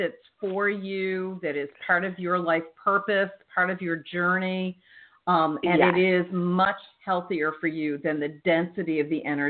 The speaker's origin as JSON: {"language": "English", "region": "New Jersey", "country": "United States", "said": "I'm from South Jersey, so I know the energy up there"}